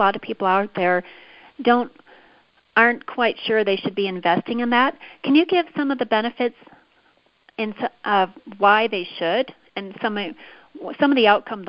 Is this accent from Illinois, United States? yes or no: yes; Chicago, Illinois, United States; now in Colorado, United States; Chicago, which is also my hometown